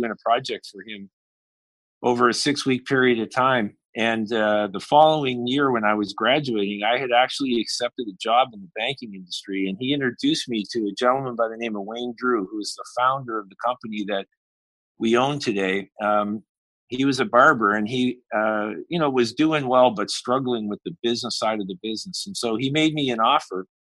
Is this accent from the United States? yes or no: no; Halifax, Nova Scotia, Canada; I grew up in Halifax